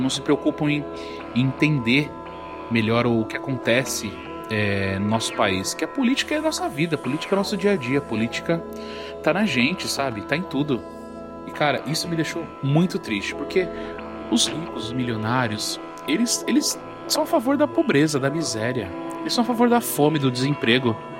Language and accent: Portuguese; São Paulo, Brazil; Eu sou da Brasilândia, sou na norte de São Paulo. Cara, na minha infância não tinha nada